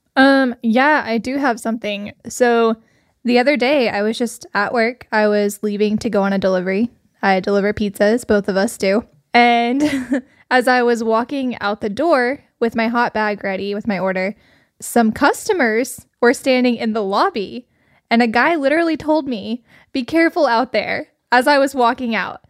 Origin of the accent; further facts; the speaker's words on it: Arkansas, United States; we're actually from Arkansas. It's in the South